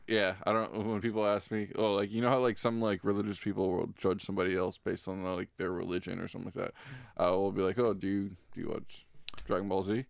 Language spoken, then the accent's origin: English; Florida, United States; I'm from Florida